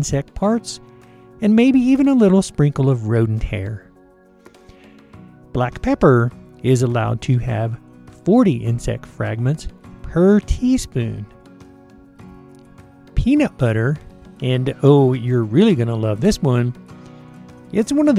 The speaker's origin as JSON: {"language": "English", "region": "the South", "country": "United States", "tie": "born or raised there", "said": "I grew up in the South"}